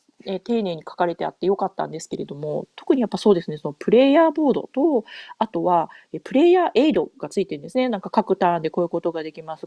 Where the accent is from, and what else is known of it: Japan; first language Japanese; moved away as an adult; now in North America